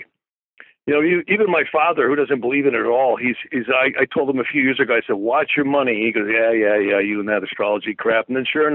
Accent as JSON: {"language": "English", "region": "Wisconsin", "country": "United States", "tie": "born or raised there", "moved": "yes", "lives_now": "Calabasas, United States", "said": "I actually grew up in northern Wisconsin, a little place called Saner"}